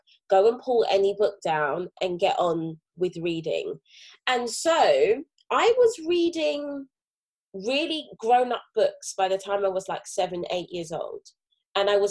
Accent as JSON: {"language": "English", "region": "London", "country": "United Kingdom", "tie": "born or raised there", "said": "As a teenager growing up in Brixton, South London"}